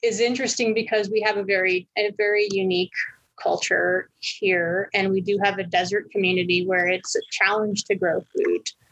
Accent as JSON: {"language": "English", "town": "Albuquerque", "region": "New Mexico", "country": "United States", "tie": "born or raised there", "said": "I'm originally from Albuquerque, where I live currently"}